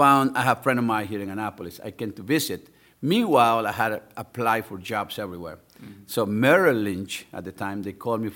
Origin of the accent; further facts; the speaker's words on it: El Salvador; also born or lived in Miami, United States; now in Anne Arundel County, United States; I was born and raised in El Salvador, a third world country during a civil war.